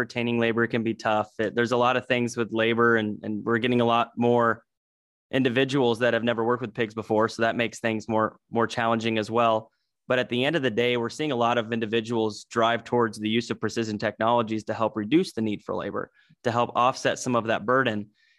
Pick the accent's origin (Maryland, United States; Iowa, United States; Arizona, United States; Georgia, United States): Iowa, United States; Oskaloosa; also born or lived in Kinston, North Carolina; I was born in Kinston, North Carolina, although my family is traditionally from the Midwest. My dad was working for J.C. Howard, so he went over there in the 90s for that opportunity, and we moved back to Iowa. So I was in Southeast Iowa over in Oskaloosa, Pella area.